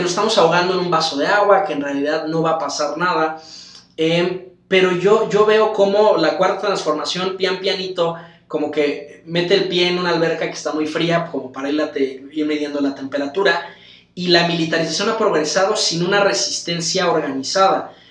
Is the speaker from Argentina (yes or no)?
no; Mexico; yo como mexicano quiero que, mis hijos y mis amigos crezcan en un país eh, en paz